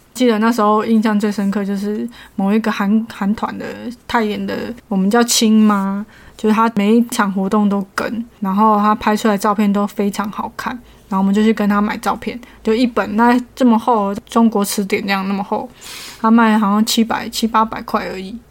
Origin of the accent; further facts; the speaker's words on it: Taiwan; 我是从台湾来的